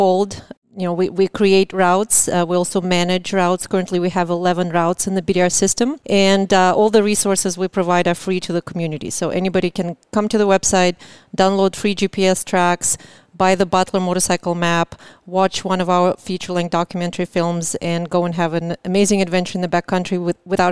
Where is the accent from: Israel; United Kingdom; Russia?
Russia; Moscow; now in Seattle, United States; I'm originally from Moscow, Russia. Got here about 25 years ago and lived in Seattle